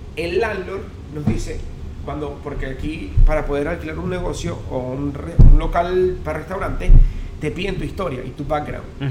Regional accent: Upata, Bolívar, Venezuela; moved away; also born or lived in Caracas, Venezuela; en Upata, en, Upata, donde nací, en Estado Bolívar

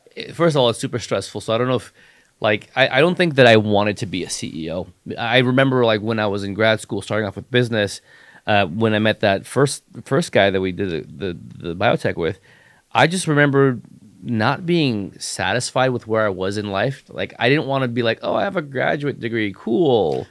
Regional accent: Los Angeles, California, United States; also born or lived in San Diego; I grew up in Hollywood

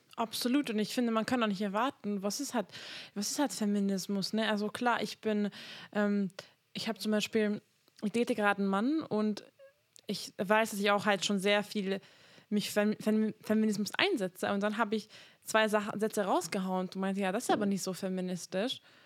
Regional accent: Hungary; now in Germany; ich komme aus Ungarn

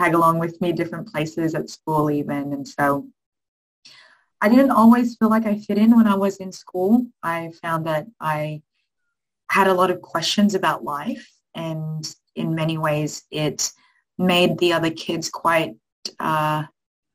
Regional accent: Sydney, New South Wales, Australia; also born or lived in Philippines; I grew up in Western Sydney. My parents are from the Philippines, and when I was one, they made a decision to make their way to this wonderful country.

